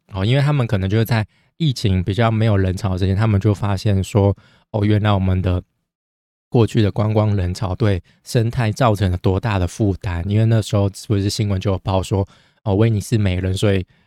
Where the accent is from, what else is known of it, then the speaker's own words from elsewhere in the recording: Taiwan; 但我们台湾人已经爽了一年多